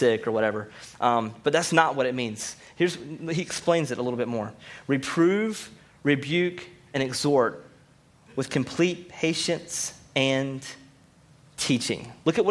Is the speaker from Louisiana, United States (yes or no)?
no; Rocky Mount, North Carolina, United States; I'm from Rocky Mount and from the South